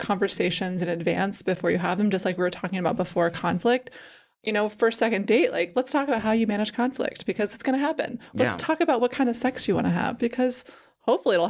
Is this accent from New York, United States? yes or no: no; Kansas, United States; I'm from Kansas